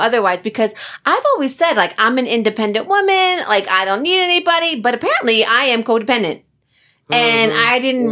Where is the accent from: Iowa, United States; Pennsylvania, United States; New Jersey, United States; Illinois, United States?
New Jersey, United States; I'm from Jersey